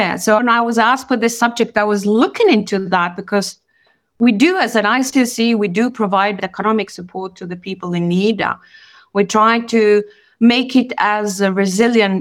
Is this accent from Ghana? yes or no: no; Kosovo; moved away as an adult; now in Geneva, Switzerland; I'm from Kosovo and I've been myself a refugee. So I landed in Switzerland in 92. I was in the class, I was 18 years old